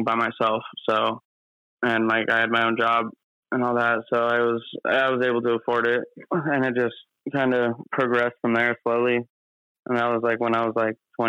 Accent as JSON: {"language": "English", "region": "Arizona", "country": "United States", "tie": "born or raised there", "said": "I grew up in Arizona"}